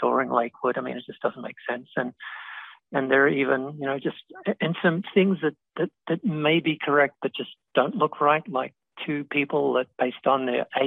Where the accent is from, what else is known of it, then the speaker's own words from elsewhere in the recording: Australia; now in United States; where I grew up in Australia